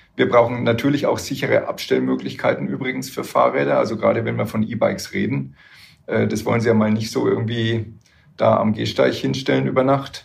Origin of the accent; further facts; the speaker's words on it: Würzburg, Bavaria, Germany; ich komme aus Würzburg, da ist es hügelig